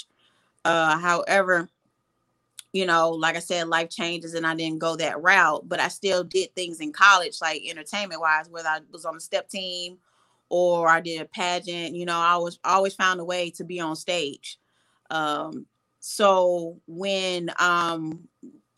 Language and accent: English; St. Louis, Missouri, United States; moved away as an adult; also born or lived in Atlanta, Georgia; I am originally from St. Louis, Missouri. Born and raised in St. Louis, moved to Atlanta to pursue psychology